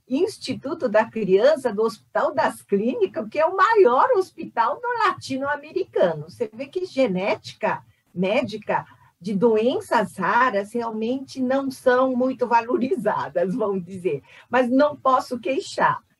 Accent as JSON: {"language": "Portuguese", "country": "South Korea", "moved": "yes", "lives_now": "Brazil", "said": "Na verdade, eu sou coreana, só para dizer, eu não sou chinesa. Sou coreana que faz 57 anos no Brasil"}